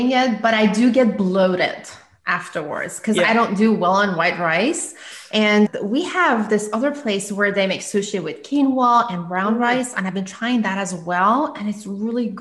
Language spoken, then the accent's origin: English; Iran; moved away as an adult; now in United States; I'm originally from Iran. So we don't have sushi there. And I had just moved to US.